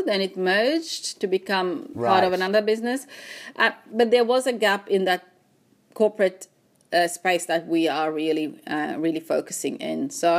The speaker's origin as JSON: {"language": "English", "country": "Mauritius", "tie": "born or raised there", "also_born_or_lived": "China", "moved": "as an adult", "lives_now": "Australia", "said": "born and bred in Mauritius, a small island, for those who don't know, very multicultural. Everyone comes from somewhere else. You know, the eldest of three, we've got two brothers and of Indian heritage."}